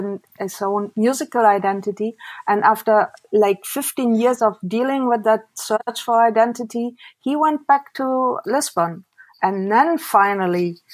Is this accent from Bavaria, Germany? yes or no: no; Wuppertal, North Rhine-Westphalia, Germany; I grew up in Wuppertal